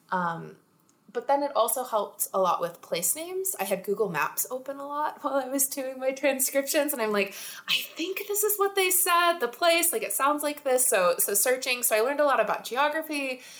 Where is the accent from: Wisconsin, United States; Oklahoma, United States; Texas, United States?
Texas, United States; moved away; growing up in Texas, I have my ear to like a Texas brand of Southern accent.